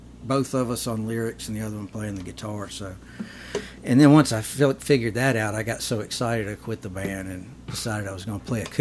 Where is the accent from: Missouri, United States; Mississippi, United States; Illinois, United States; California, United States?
Mississippi, United States; North; I am a fella from North Mississippi